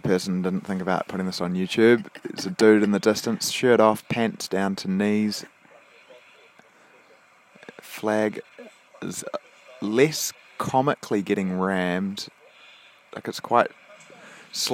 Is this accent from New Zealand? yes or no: yes; New Zealand; moved away as an adult; now in Australia; I'm a Kiwi